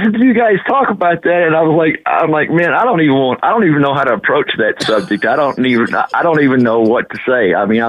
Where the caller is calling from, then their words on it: Huntington, Texas, United States; I'm calling you from Huntington, Texas.